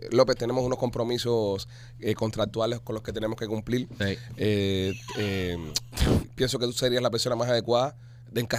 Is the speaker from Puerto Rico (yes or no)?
no; Cuba; moved away; Pero es que tú eres cubano igual que nosotros, nosotros vivimos en Cuba.